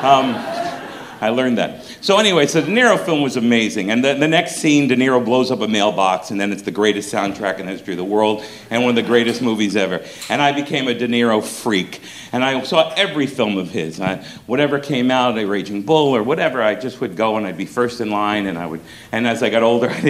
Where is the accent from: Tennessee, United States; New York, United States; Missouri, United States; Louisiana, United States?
New York, United States; New York City; I'm from Brooklyn, New York